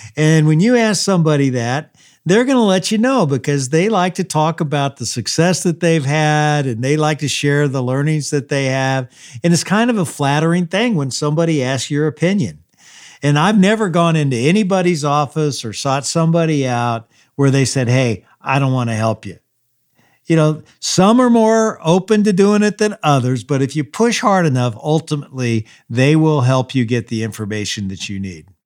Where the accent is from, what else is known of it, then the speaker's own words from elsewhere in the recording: Louisville, Kentucky, United States; my hometown, Louisville, Kentucky